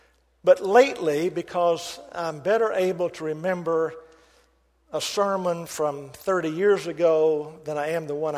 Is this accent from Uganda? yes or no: no; Baton Rouge, Louisiana, United States; now in California, United States; go over to Baton Rouge and visit our family. That's where Doris and I are from.